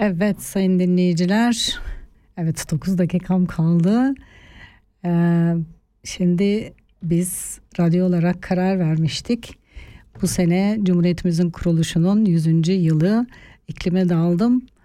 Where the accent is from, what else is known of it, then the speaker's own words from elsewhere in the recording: Eastern Turkey, Turkey; also born or lived in Artvin; now in Switzerland; Çünkü orada doğuda büyüdüm